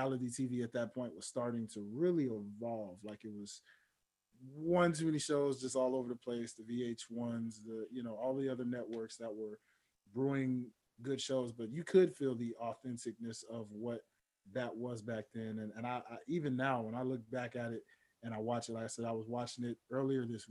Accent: Memphis, Tennessee, United States; now in Atlanta, United States; I live in Atlanta, but I'm from Memphis, Tennessee

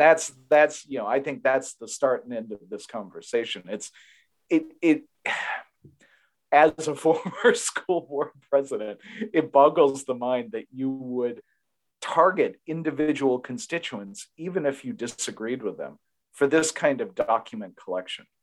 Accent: Massachusetts, United States; my home state of Massachusetts

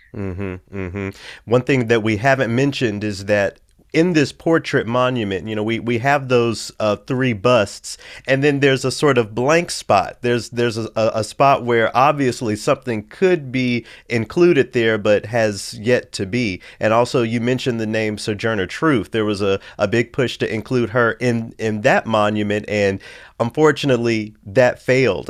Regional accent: the South, United States; I'm from the South where there has always been a conversation about Confederate monuments from the time I was a child

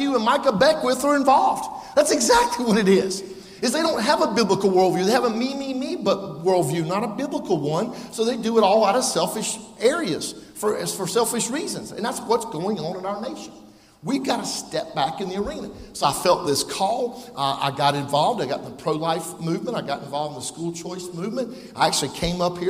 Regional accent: Prosperity, South Carolina, United States; I grew up there in Prosperity.

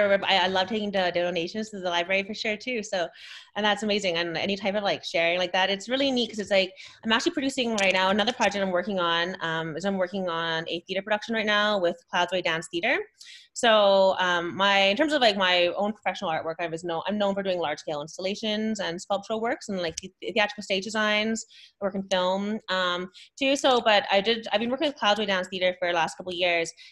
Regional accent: Canada; our own journey all being mixed race, Japanese Canadian, because being Japanese Canadian is really different

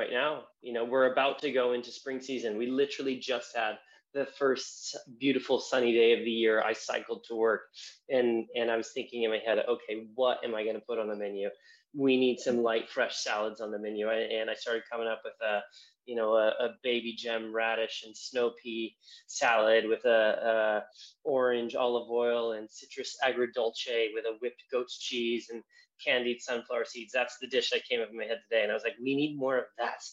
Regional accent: Southern California, United States; moved away as an adult; now in London, United Kingdom; coming from California

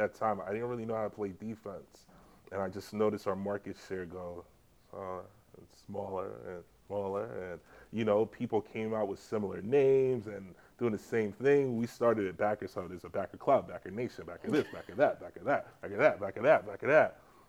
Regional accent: Jamaica; now in New York, United States; It kind of reminded me of my childhood when I grew up in Jamaica for high school.

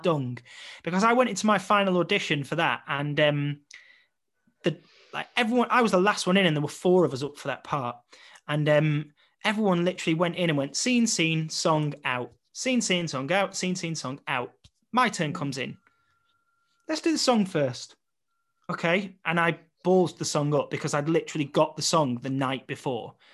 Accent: Blackpool, North West England, United Kingdom; moved away; to return back to my hometown

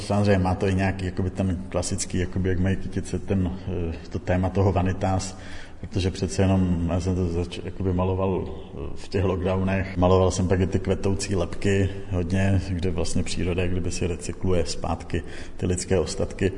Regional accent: Czechia; vyrůstal jsem na vesnici

